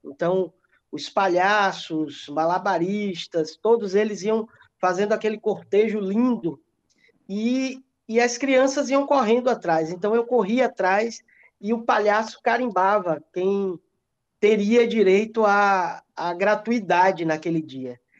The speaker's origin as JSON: {"language": "Portuguese", "town": "Ibicaraí", "region": "Bahia", "country": "Brazil", "said": "eu eu sou de Bicaraí, é uma cidade bem pequenininha aqui próximo de Ilhéus."}